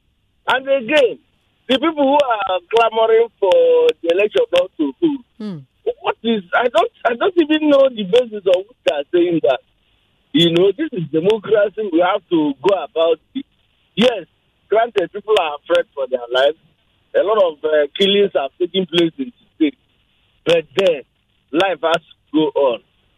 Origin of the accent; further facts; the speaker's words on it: Anambra, Nigeria; Coincidentally, I'm from Anambra.